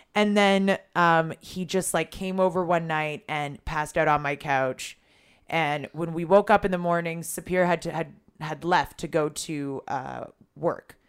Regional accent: Toronto, Ontario, Canada; moved away as an adult; now in Israel; I grew up in Toronto

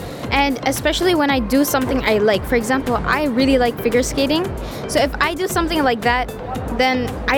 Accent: India; I'm Indian.

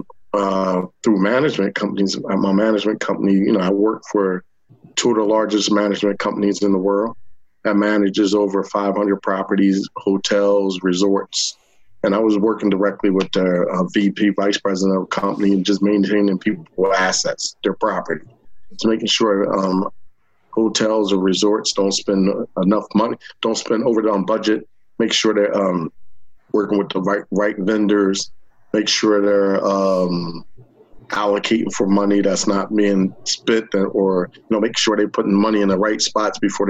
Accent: Long Branch, New Jersey, United States; I grew up in Long Branch, New Jersey. I've been in Long Branch all my life

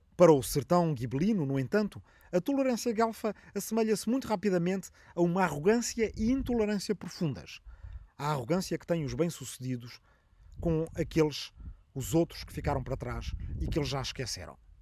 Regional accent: Arrifano, Ribatejo, Portugal; na minha aldeia de Arrifano, no Ribatejo

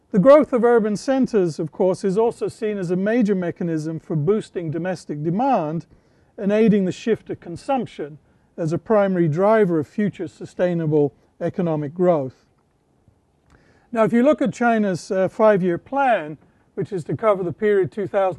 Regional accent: United Kingdom; moved away; where I grew up in Britain

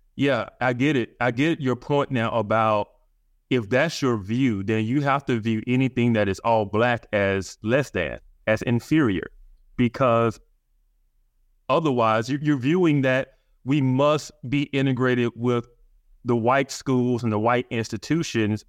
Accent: Birmingham, Alabama, United States; I grew up in Birmingham, Alabama

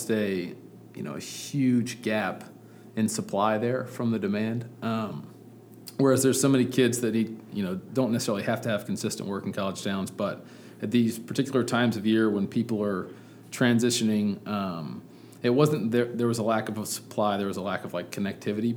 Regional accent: Birmingham, Alabama, United States; I'm from Birmingham

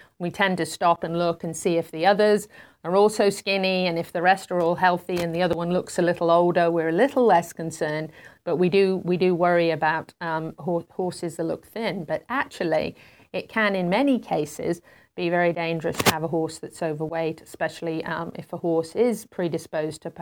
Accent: United Kingdom; moved away; my home country, in Great Britain

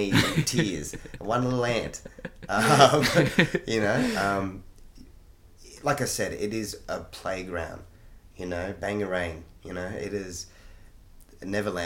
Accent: Australia; I was born in Australia

